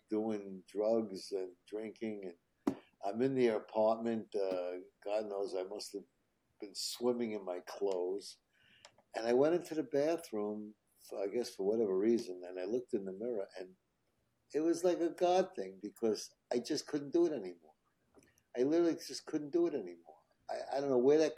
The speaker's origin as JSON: {"language": "English", "town": "New York City", "region": "New York", "country": "United States", "tie": "born or raised there", "also_born_or_lived": "Manhattan, New York", "said": "I grew up in Queens, and I moved into Manhattan when I was 21 in Hell's Kitchen"}